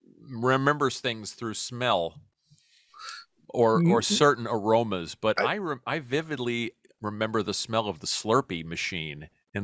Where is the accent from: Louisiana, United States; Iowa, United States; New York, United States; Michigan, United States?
New York, United States; New York City; also born or lived in Brooklyn, New York; I was born in Brooklyn, but raised in Queens.